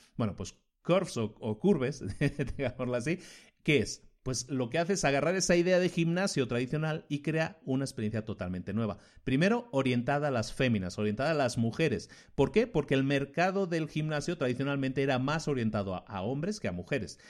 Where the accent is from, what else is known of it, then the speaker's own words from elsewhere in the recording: Spain; vengo de España